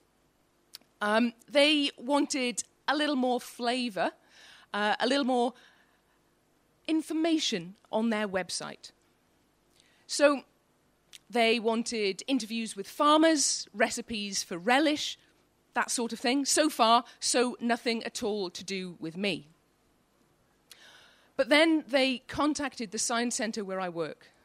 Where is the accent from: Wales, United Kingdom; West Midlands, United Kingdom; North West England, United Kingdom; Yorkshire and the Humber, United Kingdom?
Wales, United Kingdom; Welsh; now in Newcastle upon Tyne, United Kingdom; I'm Welsh